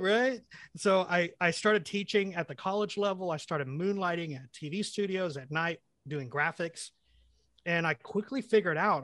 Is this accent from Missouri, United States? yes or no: no; El Reno, Oklahoma, United States; also born or lived in London, England; I moved to the United States when I was four years old. My parents picked El Reno, Oklahoma